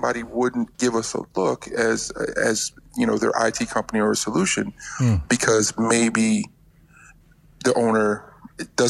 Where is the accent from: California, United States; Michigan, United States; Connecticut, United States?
Connecticut, United States; moved away as an adult; now in West Virginia, United States; I'm originally from Connecticut. That was where I was born and raised.